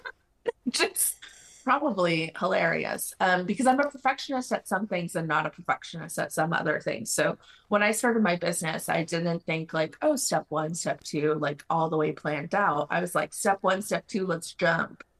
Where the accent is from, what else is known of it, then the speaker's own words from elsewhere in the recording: Mexico; moved away as an adult; now in United States; I'm originally from Mexico, uh, came to the US for college